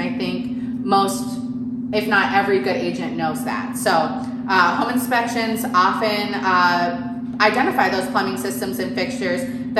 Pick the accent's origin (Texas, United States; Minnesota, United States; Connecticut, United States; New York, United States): Minnesota, United States; now in Southern California, United States; I'm from Minnesota